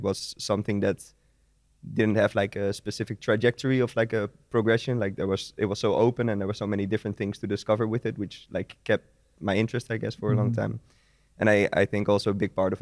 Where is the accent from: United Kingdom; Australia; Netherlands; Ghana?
Netherlands; Vianen, Utrecht; In the Netherlands, in Vianen. It's a small city near Utrecht.